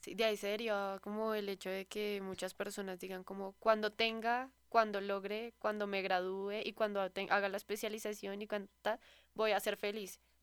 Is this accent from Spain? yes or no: no; Colombia; muy de los colombianos, pero nosotros tenemos como esa maña